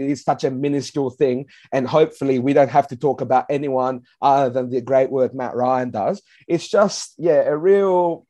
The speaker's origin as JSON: {"language": "English", "town": "Adelaide", "region": "South Australia", "country": "Australia", "said": "We're South Australian, we're from Adelaide."}